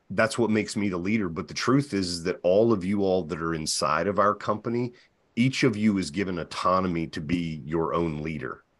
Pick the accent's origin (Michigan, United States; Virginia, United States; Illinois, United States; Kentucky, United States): Virginia, United States; now in New Hampshire, United States; I'm from Virginia, but I live in New Hampshire